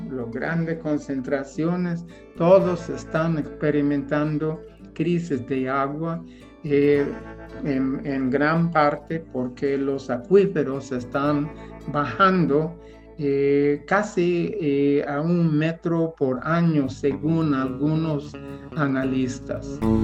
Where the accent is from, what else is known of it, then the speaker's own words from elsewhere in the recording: United States; Spanish is a second language; moved away as an adult; also born or lived in Central America; now in El Salvador; soy norteamericano